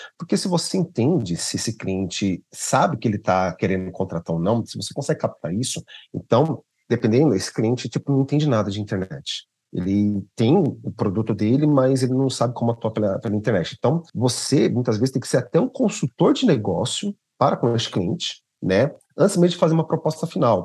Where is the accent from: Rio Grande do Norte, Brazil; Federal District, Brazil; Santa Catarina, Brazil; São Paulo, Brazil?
São Paulo, Brazil; eu sou de São Paulo, capital, né? Uh, e eu moro aqui na Zona Norte